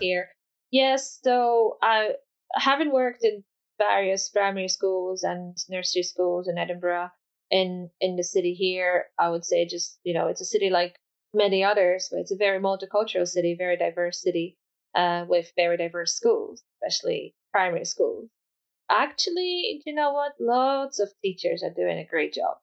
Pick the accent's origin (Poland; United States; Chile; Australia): Poland; first language Polish; English is a second language; moved away; I'm Polish. My first language is Polish. I grew up speaking Polish only.